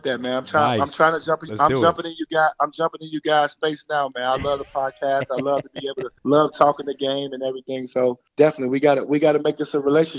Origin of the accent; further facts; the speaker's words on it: Chicago, Illinois, United States; We're both from the South Side of Chicago.